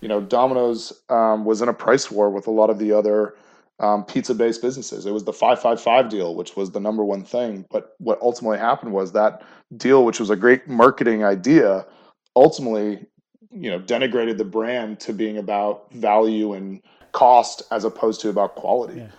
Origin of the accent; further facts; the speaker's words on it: Chelmsford, Massachusetts, United States; I'm originally from outside Boston. I grew up in Chelmsford, Massachusetts